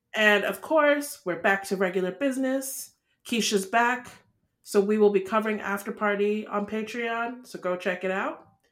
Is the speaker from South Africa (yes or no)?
no; Nigeria; we're Nigerian